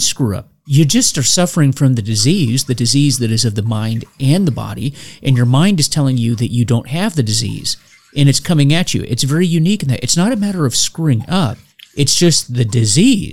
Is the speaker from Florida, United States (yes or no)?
yes; Florida, United States; I grew up in Florida, and I remember when I was a kid, the Buccaneers started